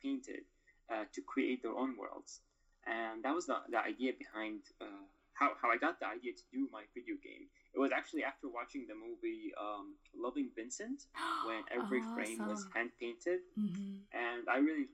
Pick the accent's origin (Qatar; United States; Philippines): Qatar; Doha; moved away as an adult; also born or lived in Mosul, Iraq; We went to live in Qatar, in Doha, Qatar. And so I stayed there basically all my life. I grew up there